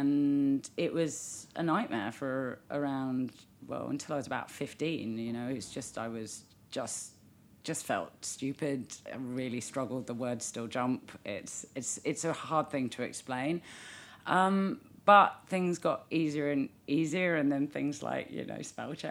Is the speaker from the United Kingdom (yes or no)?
yes; London, United Kingdom; also born or lived in New Zealand; I'm British